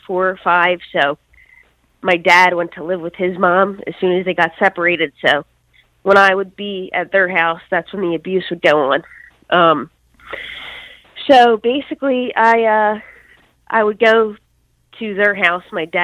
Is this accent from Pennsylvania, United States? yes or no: yes; Philadelphia, Pennsylvania, United States; moved away as an adult; also born or lived in Bucks County, Newtown area; now in Newtown, United States; I grew up in Northeast in Mayfair, Philadelphia